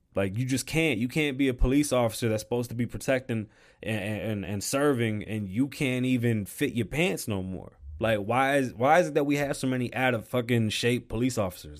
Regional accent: New York City, New York, United States; I was born in the Bronx

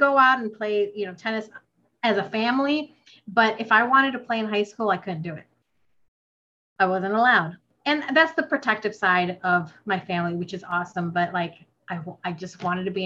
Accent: United States; also born or lived in Philippines; I'm Filipino American. So I moved to the States when I was 5

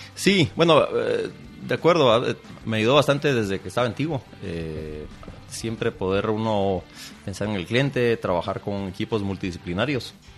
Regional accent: Guatemala; yo nací, crecí aquí en Guatemala

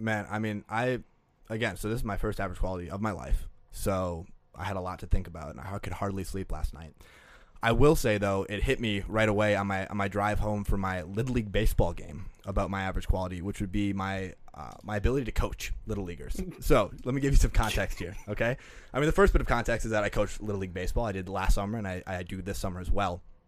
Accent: Green Bay, Wisconsin, United States; now in Minneapolis, United States; I'm from Green Bay, Wisconsin, which you can get anywhere in fifteen minutes

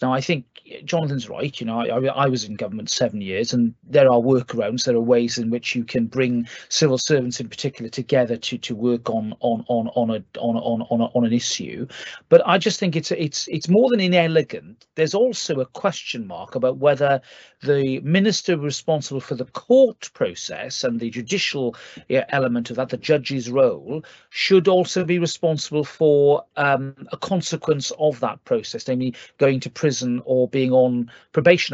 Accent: Wales, United Kingdom; as a Welshman

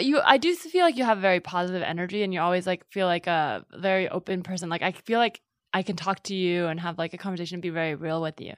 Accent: Northern California, United States; I grew up in NorCal

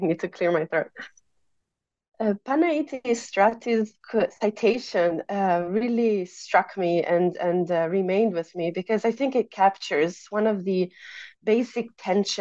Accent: Italy; moved away as an adult; I grew up in Italy, which is where I pursued my undergraduate studies and my master's degree.

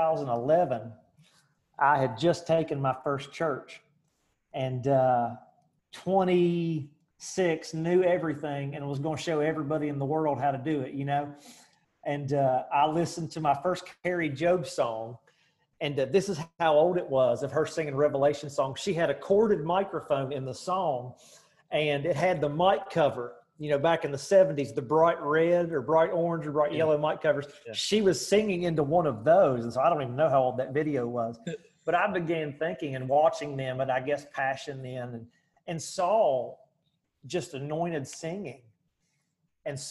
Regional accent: Charleston, West Virginia, United States; I grew up in Charleston, West Virginia

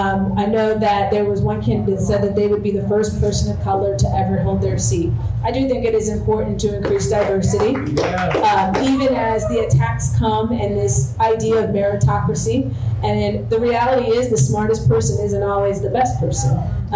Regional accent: New Jersey, United States; So I'm from the, as I mentioned, I'm from the East Coast. I mostly have lived in blue states. And even growing up in New Jersey, we did have a Republican governor

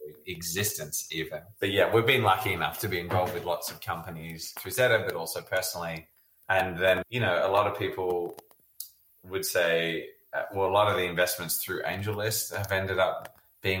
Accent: Australia; now in San Francisco, United States; I grew up in Australia

